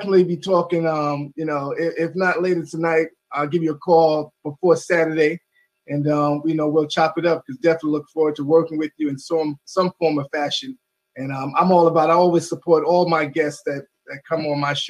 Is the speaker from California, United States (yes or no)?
no; New York City, New York, United States; I'm a native New Yorker